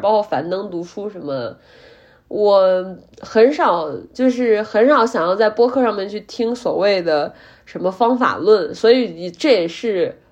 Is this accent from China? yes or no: yes; Zhumadian, Henan, China; 我说我来自我们这个，不管是郑州也好，还是驻马店这样的 非常小的城市